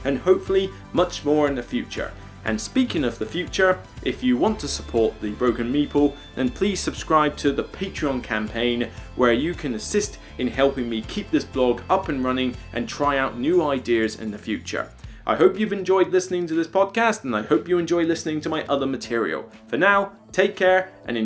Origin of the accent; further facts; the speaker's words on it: Somerset, South West England, United Kingdom; I'm from Somerset